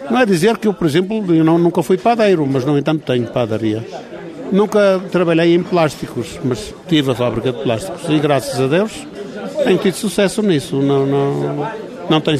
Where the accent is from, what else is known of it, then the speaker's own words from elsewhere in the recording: Portugal; moved away as an adult; now in South Africa; Era muito boa, muito melhor do que a nossa vida era em Portugal.